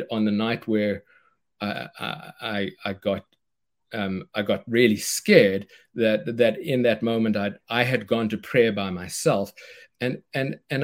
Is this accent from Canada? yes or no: no; South Africa; moved away as an adult; now in United States; I knew I was moving from South Africa to America. I'm the guy who won the green card in the green card lottery